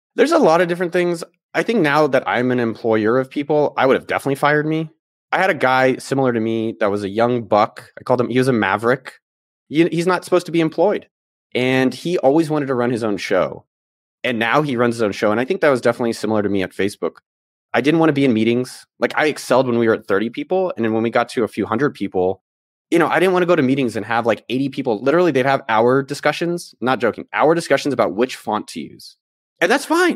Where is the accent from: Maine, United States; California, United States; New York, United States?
California, United States; Bay Area; moved away as an adult; I was born in the Bay Area, so I was born, like, literally, like, a few blocks from Apple's campus. So my whole my first thirty years of my life was all in, immersed in that world.